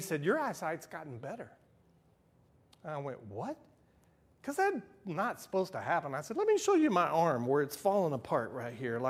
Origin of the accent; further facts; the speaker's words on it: Houston, Texas, United States; I grew up in Houston